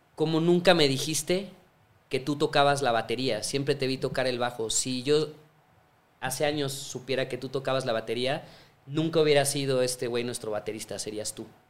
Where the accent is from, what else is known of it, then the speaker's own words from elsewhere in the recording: Mexico; en mi país, o sea, yo de así de chavito